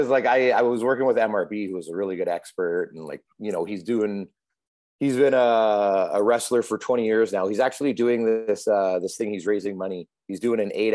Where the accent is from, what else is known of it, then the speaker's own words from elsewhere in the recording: Calgary, Alberta, Canada; moved away as an adult; raised in Calgary. I lived there till I was 20 years old